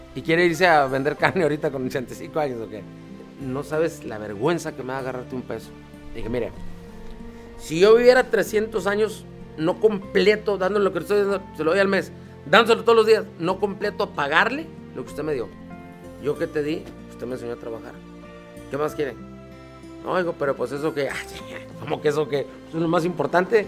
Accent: San Nicolás de los Garza, Nuevo León, Mexico; Yo nací en San Nicolás, soy de San Nicolás de los Garza, Nuevo León

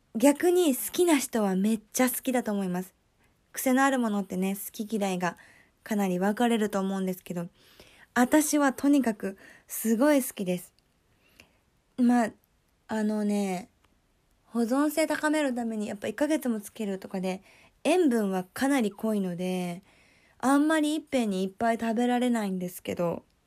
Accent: Kyoto, Japan; 私は、京都出身

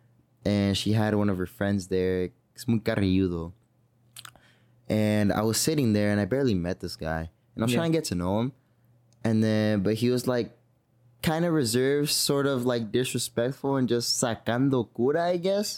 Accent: San Francisco, California, United States; I was born in San Francisco

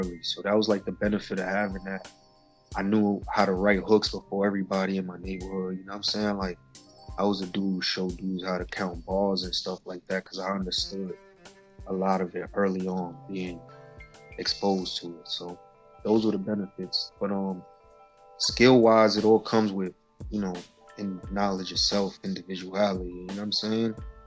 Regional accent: New York City, New York, United States; I'm from Spanish Harlem, man, El Barrio, you know, First Avenue, 115 and First. 113 and Third, those are my home bases right there.

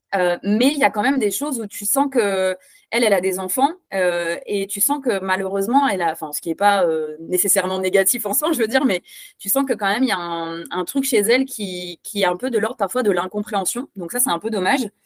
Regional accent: France; now in Belgium; je suis française, mais j'habite en Belgique

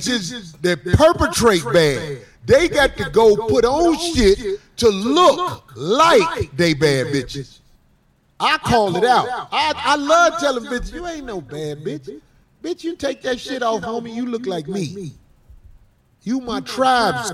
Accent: Chicago, Illinois, United States; I'm from Chicago

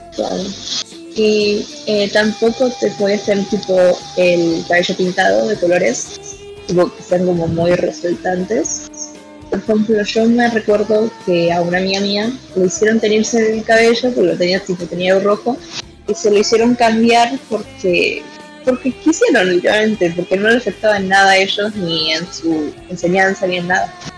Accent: Argentina; yo soy de Argentina

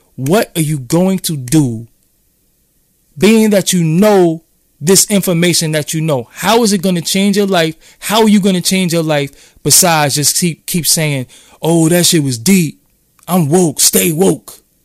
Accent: New York City, New York, United States; I'm from downtown Brooklyn

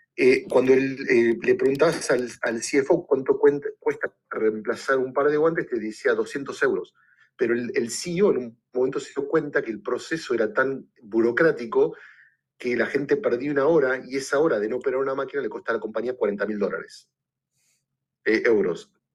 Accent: Argentina; moved away as an adult; also born or lived in Puerto Rico / New York / Los Angeles; now in Chicago, United States; yo soy originalmente argentina

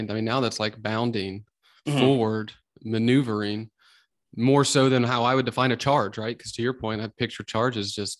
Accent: hometown where Tecumseh was born, Ohio, United States; Tecumseh was born in my hometown

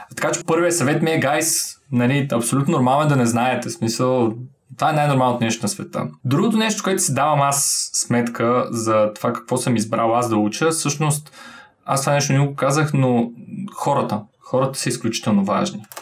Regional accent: Varna, Varna Province, Bulgaria; moved away; Варна. Съм при а, моя роден град.

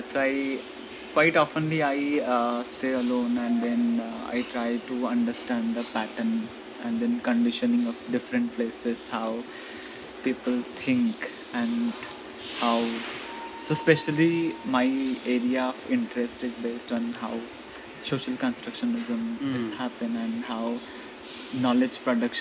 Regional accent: Odisha, India; moved away as an adult; now in Vadodara, India; from Odisha

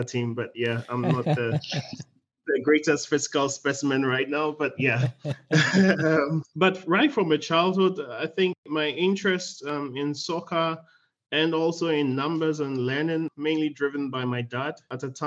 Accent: Ghana; I'm from Ghana. Because I grew up also like you in a pastoral family, we used to move around a lot

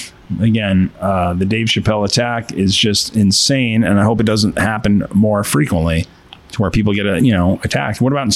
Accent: New York, United States; accent: East Coast; moved away; But even whites have our own dialect. I mean, I came from New York. We have an accent on the East Coast.

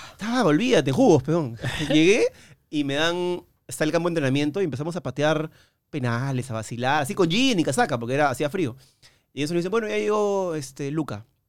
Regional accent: Peru; de Perú

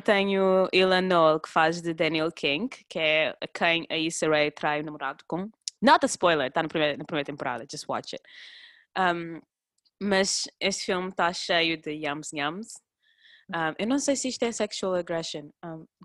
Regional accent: Cape Verde; eu cresci, nós quando crescemos, principalmente nós em Cabo Verde

